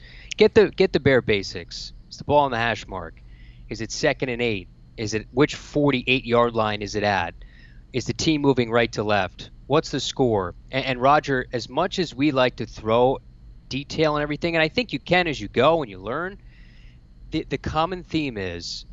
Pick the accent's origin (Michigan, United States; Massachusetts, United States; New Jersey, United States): New Jersey, United States; now in Gainesville, United States; I'm from New Jersey